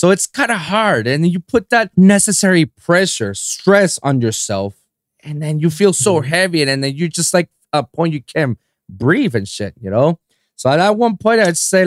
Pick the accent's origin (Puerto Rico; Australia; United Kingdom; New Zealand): Puerto Rico; San Juan; moved away as an adult; now in United States; I'm from born and raised in San Juan, Puerto Rico